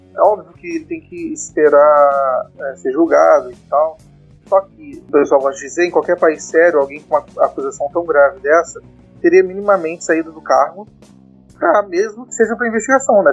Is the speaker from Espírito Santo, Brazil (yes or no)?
yes; Espírito Santo, Brazil; now in Rio de Janeiro, Brazil; eu sou capixaba